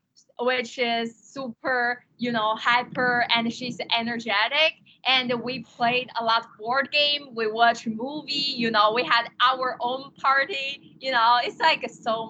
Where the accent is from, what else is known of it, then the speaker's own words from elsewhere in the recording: China; English is a second language; now in Chicago, United States; I'm from China.